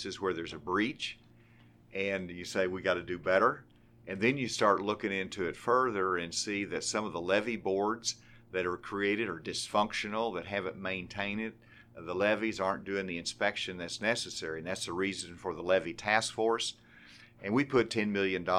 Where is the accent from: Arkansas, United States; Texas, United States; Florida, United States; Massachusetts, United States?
Arkansas, United States; Arkansas Hill Country, United States; I grew up here in the Hill Country